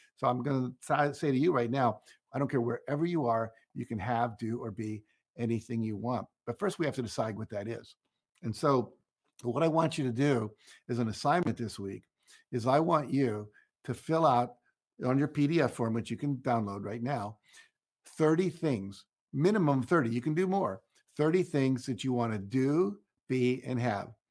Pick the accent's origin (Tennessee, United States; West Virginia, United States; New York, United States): West Virginia, United States; Wheeling; moved away; I grew up in Wheeling, West Virginia.